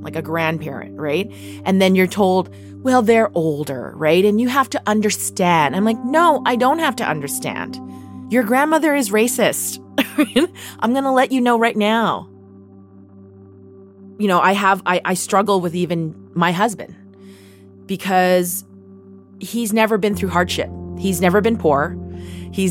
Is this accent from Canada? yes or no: yes; Vancouver, British Columbia, Canada; Growing up in Vancouver in the 80s, well, we grew up in Chinatown